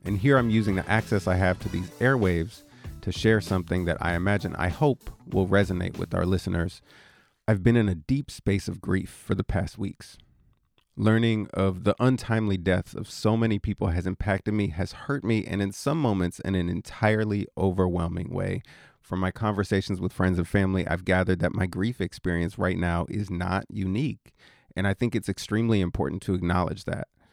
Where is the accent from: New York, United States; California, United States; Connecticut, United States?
California, United States; Oakland; I'm from Oakland